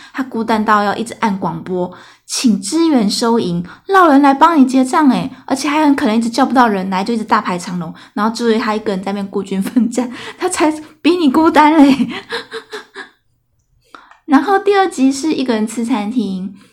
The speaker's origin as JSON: {"language": "Chinese", "country": "Taiwan", "said": "我从德国搬回台湾的时候"}